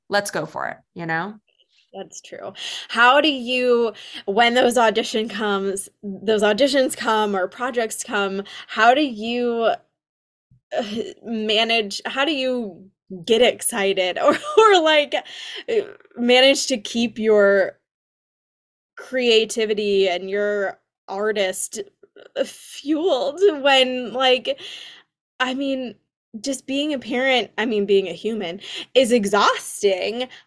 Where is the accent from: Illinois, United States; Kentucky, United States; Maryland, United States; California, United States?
California, United States; Los Angeles; now in New York City, United States; I'm from LA.